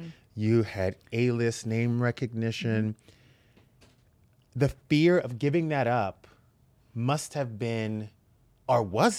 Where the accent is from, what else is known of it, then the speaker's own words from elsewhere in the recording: the South, United States; I grew up in the South.